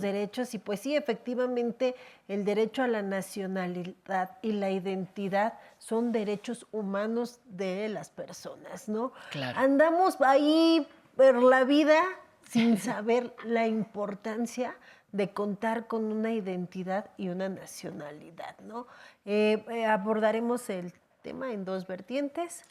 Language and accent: Spanish; Mexico; soy una, un mexicano